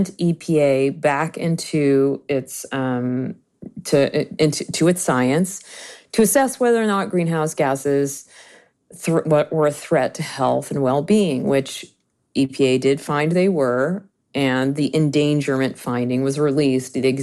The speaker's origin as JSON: {"language": "English", "region": "Georgia", "country": "United States", "tie": "born or raised there", "said": "I grew up in Georgia, and when I was 8, my home was"}